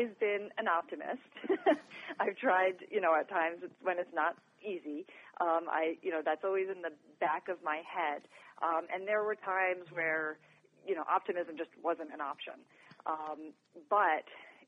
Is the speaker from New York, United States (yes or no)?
yes; New York, United States; now in Colorado, United States; I'm originally from New York